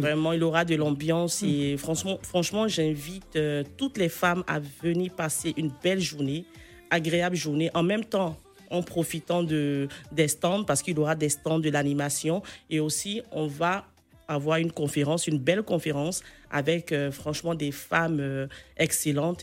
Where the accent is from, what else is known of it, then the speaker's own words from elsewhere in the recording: Côte d’Ivoire; c'est mon pays. Je suis euh, ivoirienne